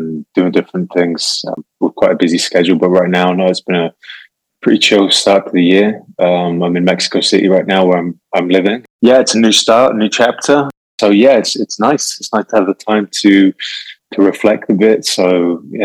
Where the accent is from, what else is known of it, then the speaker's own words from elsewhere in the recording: England, United Kingdom; England, for people who haven't recognized the accent, I'm from the UK